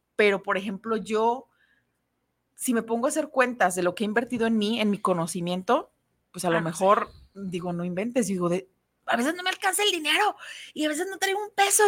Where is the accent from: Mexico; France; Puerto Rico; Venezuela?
Mexico; somos madres mexicanas